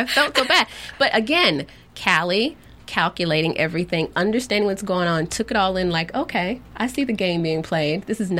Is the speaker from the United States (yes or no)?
yes; Georgia, United States; born or raised there